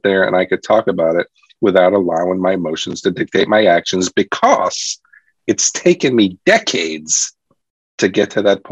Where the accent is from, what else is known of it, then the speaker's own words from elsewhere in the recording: New York City, New York, United States; I grew up in New York City. It was tough growing up in New York City